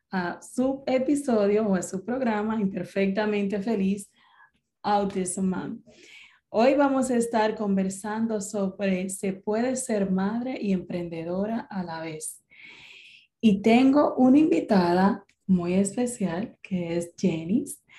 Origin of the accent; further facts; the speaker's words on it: Venezuela; moved away; also born or lived in Florida; yo soy venezolana